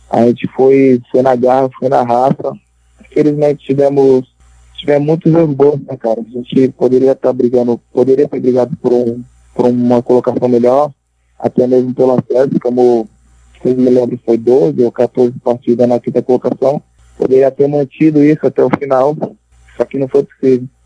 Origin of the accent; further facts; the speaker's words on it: Guarujá, São Paulo, Brazil; Ah, eu comecei na, no meu bairro, lá na minha cidade, né, no Guarujá. Aí comecei ali na escolinha do bairro, lá no Perequê, lá no, no Guarujá. Amo esse lugar mais que tudo.